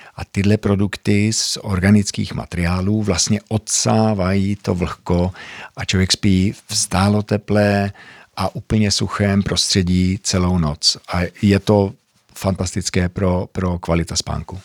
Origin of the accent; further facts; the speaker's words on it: Sweden; accent: Zlín; moved away as an adult; also born or lived in Zlín, Czech Republic; 25 let ve Švédsku, vyrůstal jsem vlastně od pěti let, takže i proto moje čeština je takováhle směšná